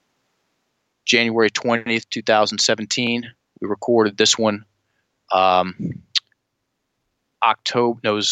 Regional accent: Richmond, Virginia, United States; Richmond, my hometown

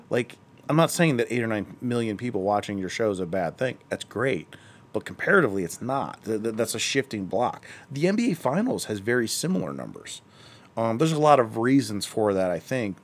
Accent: Akron, Ohio, United States; I'm from Akron

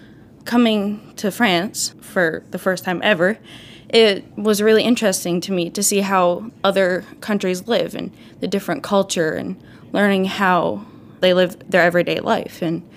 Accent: Newberry, Michigan, United States; I'm from Team USA. I'm from Newberry, Michigan.

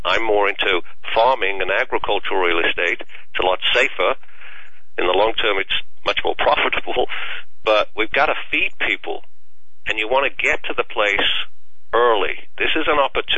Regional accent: England, United Kingdom; moved away; my home country of England

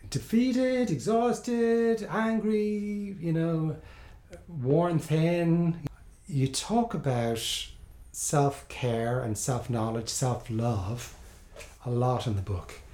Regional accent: Ireland; moved away; I grew up in Ireland

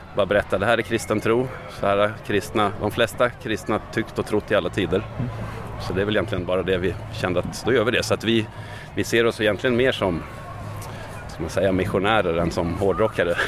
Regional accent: Västerås, Västmanland, Sweden; där jag växte upp i Västerås

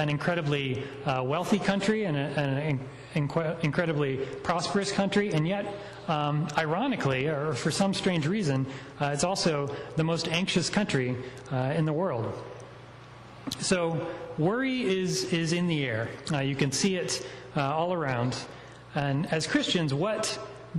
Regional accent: North Carolina, United States; now in Washington, United States; I grew up in North Carolina

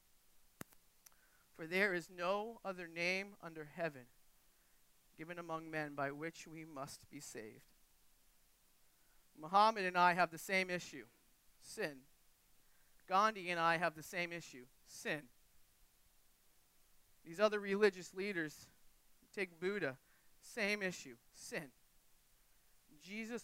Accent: New England, United States; I grew up in New England

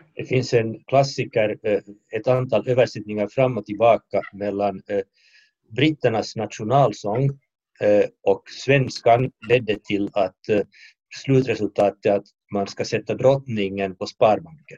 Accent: Finland; i mitt hemland eh, Finland

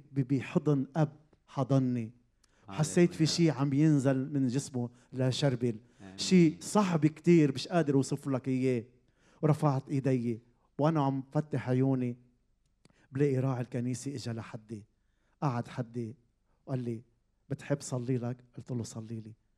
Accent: Zahle, Beqaa, Lebanon; من منطقه بزحلي بلبنان كبرت بهيدي العيله

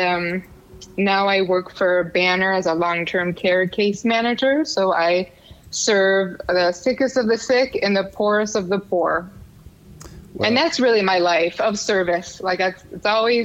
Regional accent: Wisconsin, United States; moved away as an adult; now in Tucson, United States; I was born in Wisconsin.

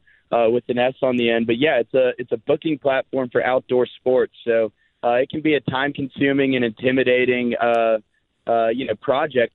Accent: Houston, Texas, United States; moved away as an adult; now in Austin, United States; born and raised in Houston and moved to Austin to start the company

